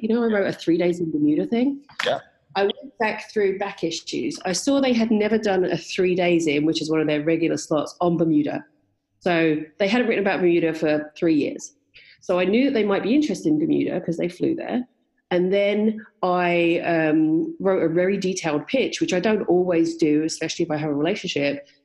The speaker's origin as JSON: {"language": "English", "region": "London and the West Country of England", "country": "United Kingdom", "tie": "born or raised there", "also_born_or_lived": "West Country", "moved": "as an adult", "lives_now": "Canada", "said": "I grew up in London and in the West Country of England. Um, but I've been living in Canada for 22 years now"}